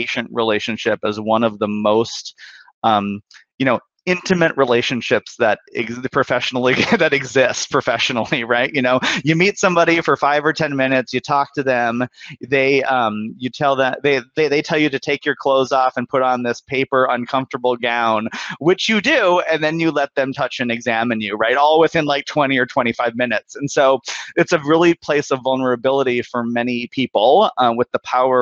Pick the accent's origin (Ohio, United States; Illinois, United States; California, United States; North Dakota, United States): North Dakota, United States; Bismarck; moved away; I'm originally from Bismarck, North Dakota. I grew up in a really, you know, conservative part of the country